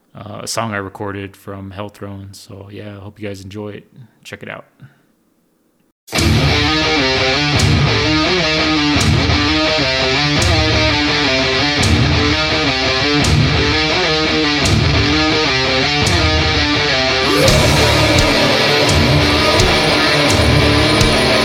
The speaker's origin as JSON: {"language": "English", "area": "Chilchinbito area", "region": "Arizona", "country": "United States", "also_born_or_lived": "Phoenix", "moved": "yes", "lives_now": "Fort Defiance, United States", "said": "I'm originally from the Chilchimito area, but currently in Fort Defiance."}